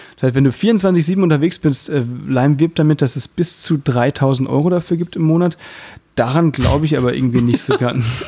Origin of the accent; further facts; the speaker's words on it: Müllheim, Baden-Württemberg, Germany; moved away; bei uns, da wo ich herkomme, sagt man eben Jufka